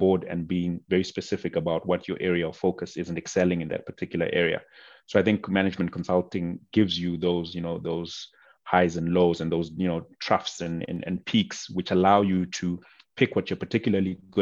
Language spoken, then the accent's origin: English; Bulawayo, Zimbabwe; moved away as an adult; also born or lived in Cape Town, South Africa; now in Johannesburg, South Africa; I grew up in a city called Bulawayo, which is the second largest city in Zimbabwe